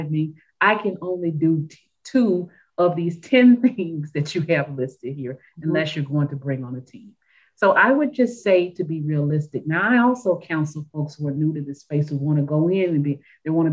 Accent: Memphis, Tennessee, United States; moved away as an adult; I grew up in Memphis, Tennessee, in a place where I really didn't know a lot about my own history

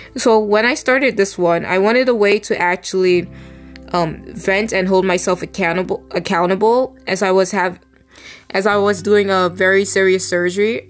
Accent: New York, United States; I'm a New Yorker

